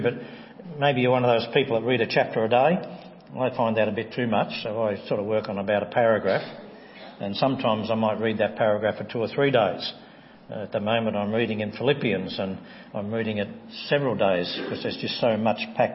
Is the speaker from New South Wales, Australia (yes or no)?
no; Tasmania, Australia; As a young Christian, I grew up in the Church of Christ in Tasmania